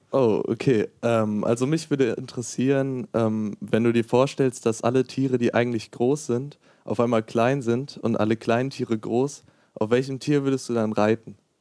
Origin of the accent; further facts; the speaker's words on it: Gelsenkirchen, North Rhine-Westphalia, Germany; also born or lived in Herne; now in Duisburg, Germany; ich bin in Herne geboren, in Gelsenkirchen aufgewachsen und nach Duisburg gezogen